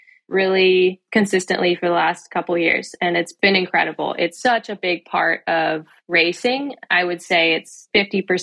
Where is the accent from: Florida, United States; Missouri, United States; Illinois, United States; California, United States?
California, United States; moved away as an adult; also born or lived in Durango, Colorado; I came from California